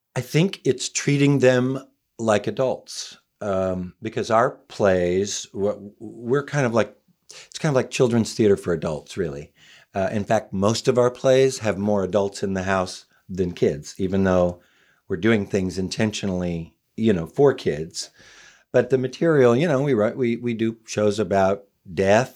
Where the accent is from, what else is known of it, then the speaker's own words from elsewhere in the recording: Oklahoma, United States; moved away as an adult; now in Los Angeles, United States; I was from Oklahoma, so I came out here to be an actor